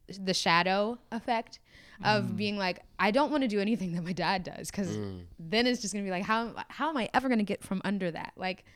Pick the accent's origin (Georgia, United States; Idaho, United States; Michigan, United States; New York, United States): Georgia, United States; Atlanta; I'm from Atlanta. I was raised in Atlanta. That's where I live.